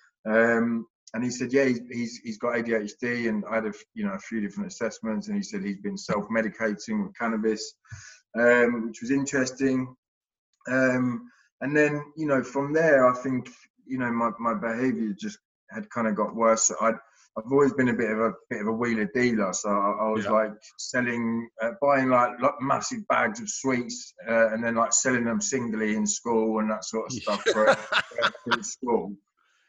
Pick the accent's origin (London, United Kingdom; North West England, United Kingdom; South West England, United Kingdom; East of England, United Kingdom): East of England, United Kingdom; Hertfordshire / Essex; I grew up down in Hertfordshire in Essex